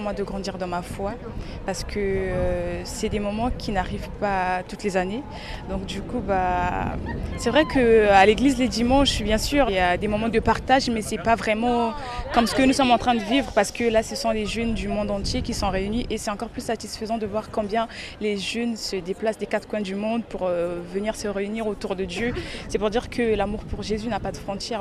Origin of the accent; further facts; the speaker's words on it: Republic of the Congo; now in La Courneuve, France; de la Courneuve, Je viens du Congo-Brazza